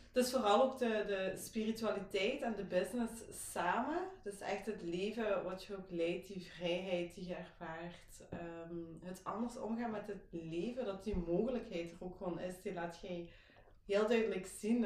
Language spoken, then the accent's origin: Dutch; Belgium; Ik kom, zoals gehoord, waarschijnlijk wel uit België, uit Kinderhooi.